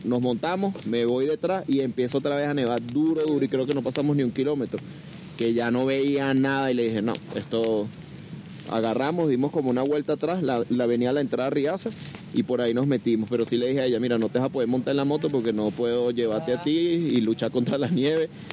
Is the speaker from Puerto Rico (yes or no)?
no; Venezuela; now in Barcelona, Spain; soy venezolano, pero vengo de Barcelona